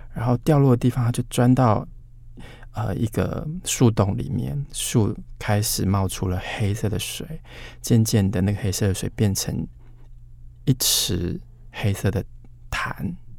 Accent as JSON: {"language": "Chinese", "area": "Hanxi", "region": "Taichung", "country": "Taiwan", "tie": "born or raised there", "said": "韩熙也是在台中的，确实有一个这样的地方，我就在这里出生成长"}